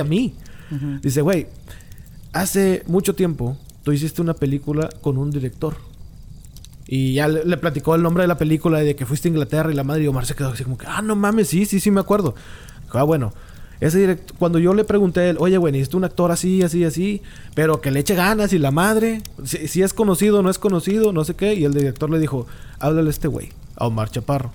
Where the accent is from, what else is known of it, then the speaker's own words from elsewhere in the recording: Mexico; ni como mexicano